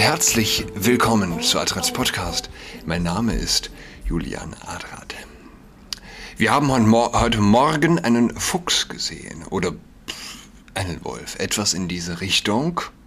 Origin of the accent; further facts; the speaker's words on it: Saarland, Germany; Verdun ist nicht weit von meiner Heimat, dem Saarland.